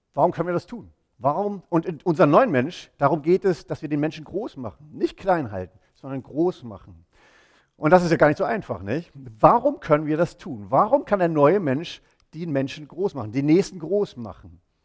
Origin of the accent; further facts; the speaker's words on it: East Germany, Germany; moved away as an adult; wir sind, meine Frau und ich, wir sind zusammen in Ostdeutschland aufgewachsen